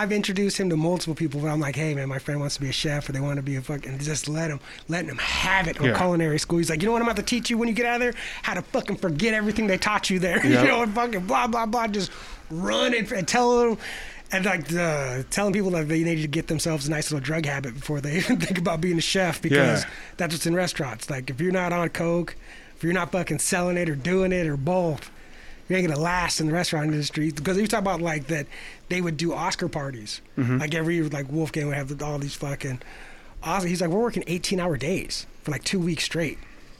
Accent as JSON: {"language": "English", "country": "Chile", "said": "I'm from Chile."}